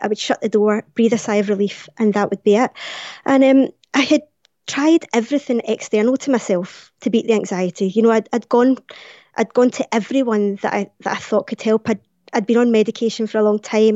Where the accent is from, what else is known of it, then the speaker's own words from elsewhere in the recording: Glasgow, Scotland, United Kingdom; it was coming to Glasgow, it was coming to my hometown